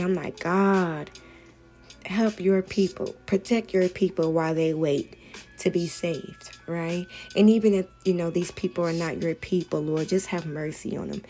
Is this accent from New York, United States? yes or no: no; Hemet, California, United States; I'm from Hemet, so we don't really see that much going on out here